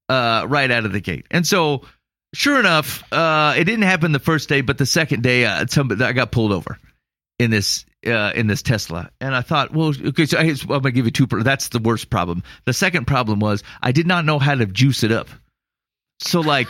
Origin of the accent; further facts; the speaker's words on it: Iowa, United States; I'm from Iowa.